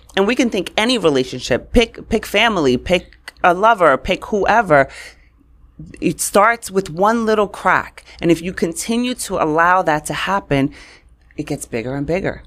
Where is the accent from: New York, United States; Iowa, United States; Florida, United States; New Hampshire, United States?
New York, United States; New York City; also born or lived in Queens, New York; I grew up in Brooklyn, and On my block, it was like, you were white, you were black, or you were Puerto Rican.